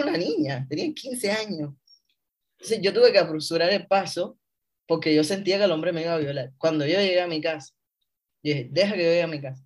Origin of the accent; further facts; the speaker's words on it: Havana, Cuba; moved away as an adult; also born or lived in San Cristóbal de las Casas, Chiapas, Mexico; now in Mexico; Yo nací en La Habana, Cuba, en el año 1985. Eh, me crié en uno de los barrios eh, de las afueras de la ciudad que se llama Reparto Eléctrico